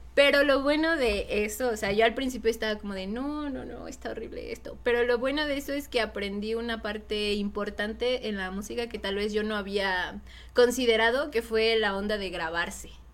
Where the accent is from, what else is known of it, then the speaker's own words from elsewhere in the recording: Mexico; nos identifica a nosotros, ¿no? Como mexicanos